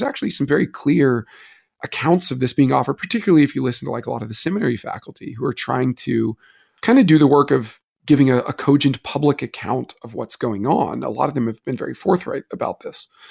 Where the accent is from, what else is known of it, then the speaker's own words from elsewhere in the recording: Wilmore, Kentucky, United States; I'm from Wilmore